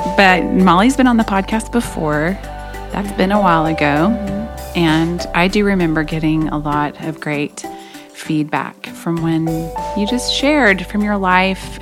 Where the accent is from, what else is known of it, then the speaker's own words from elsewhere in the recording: Oklahoma, United States; I grew up in Oklahoma